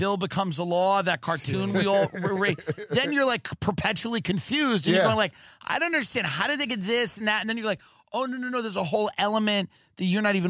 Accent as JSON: {"language": "English", "area": "Long Island", "region": "New York", "country": "United States", "tie": "born or raised there", "said": "growing up in Long Island as like a Long Island animal."}